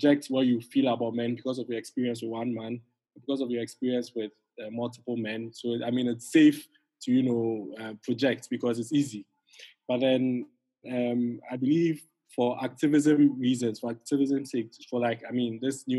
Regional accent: Ghana; in Ghana, we have two different perspectives

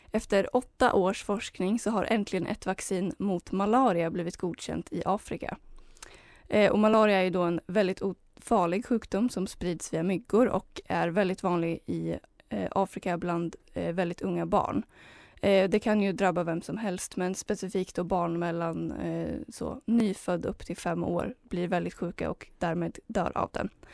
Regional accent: Heby, Uppsala County, Sweden; där jag kommer ifrån, Heby

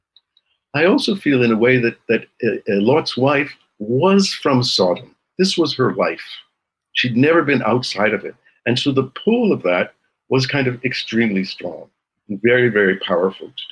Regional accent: Montreal, Quebec, Canada; now in Jerusalem, Israel; I grew up in Montreal, which was a very multicultural place.

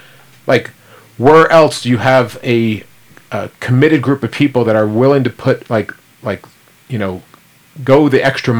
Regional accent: New York, United States; moved away; I'm from New York.

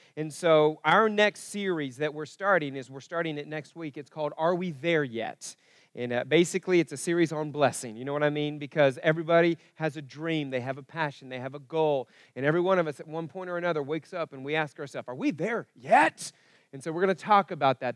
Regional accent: Broken Arrow, Oklahoma, United States; also born or lived in Kansas; where I was growing up in Broken Arrow

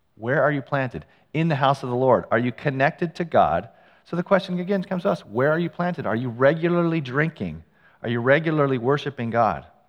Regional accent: Ukiah, California, United States; I grew up in Ukiah. It's a town a couple hours north of San Francisco

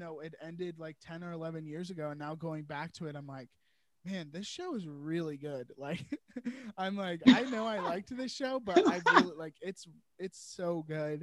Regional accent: Virginia, United States; I'm born and raised in Virginia, and I've lived here my whole life

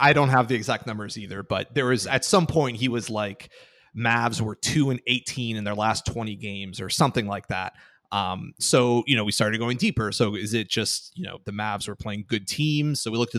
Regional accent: Miami, Florida, United States; I'm from Miami, I'm a Heat fan.

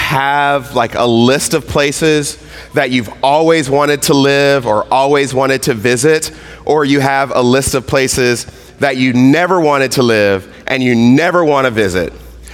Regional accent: Mississippi, United States; moved away; I grew up in Mississippi

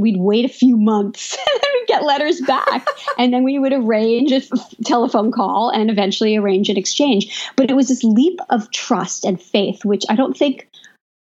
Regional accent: New York City, New York, United States; also born or lived in France; we did not cook at home in Brooklyn together

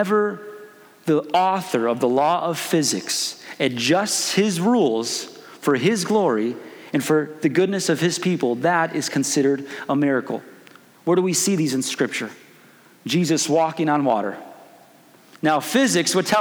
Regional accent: Chicago, Illinois, United States; moved away as an adult; also born or lived in Springfield, Missouri; now in Kansas, United States; I'm originally from Chicago.

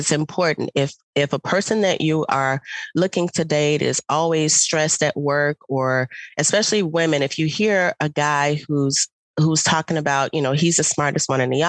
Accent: Chicago, Illinois, United States; I am from Chicago

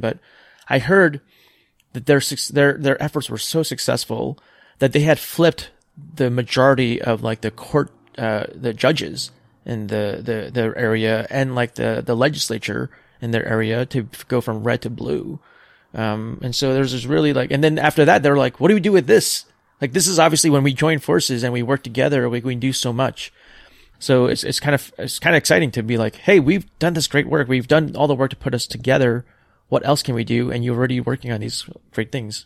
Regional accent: New York, United States; moved away; also born or lived in South Korea / Pacific Northwest; growing up on the East Coast in New York, like the humid summers

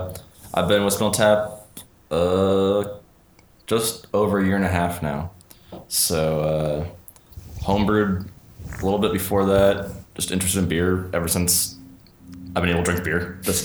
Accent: Canada; I'm Canadian.

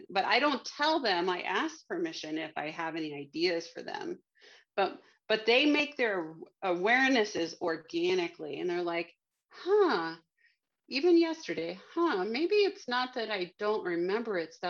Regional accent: Miami, Florida, United States; I'm from Miami there's a lighthouse on Key Biscayne, and it's called Bill Baggs Cape Florida State Park or something down there. And there's a lighthouse. And so I grew up having birthday parties there on that beach

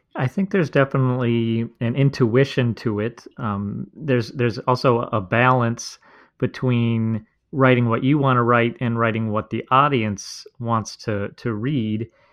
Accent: Minnesota, United States; I'm from Minnesota

